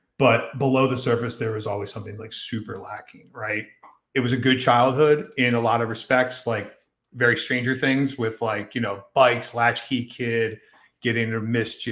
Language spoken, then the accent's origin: English; Silver Spring, Maryland, United States; I was born in Silver Spring, Maryland, mm-hmm. at Holy Cross Hospital on February 27th, 1982.